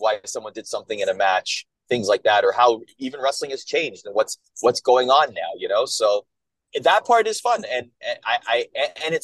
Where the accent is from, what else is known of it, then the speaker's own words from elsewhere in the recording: Canada; moved away as an adult; I grew up in Canada